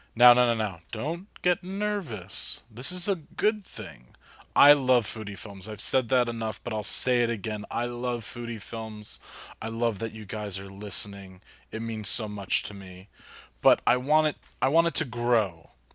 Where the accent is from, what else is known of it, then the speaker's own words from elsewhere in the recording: New Jersey, United States; also born or lived in Hoboken; I'm from Jersey, lived in Hoboken for a while.